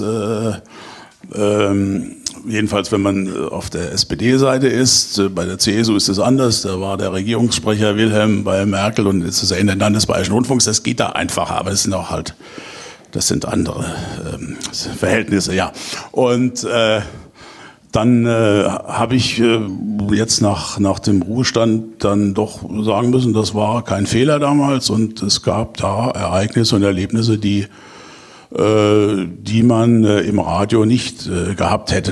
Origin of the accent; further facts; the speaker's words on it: Kaiserslautern, Rhineland-Palatinate, Germany; Ich bin nämlich gebürtiger Kaiserslauterer